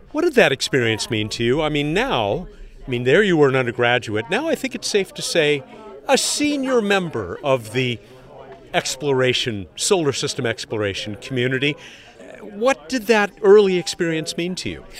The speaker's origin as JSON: {"language": "English", "town": "San Diego", "region": "California", "country": "United States", "tie": "born or raised there", "said": "my hometown, San Diego"}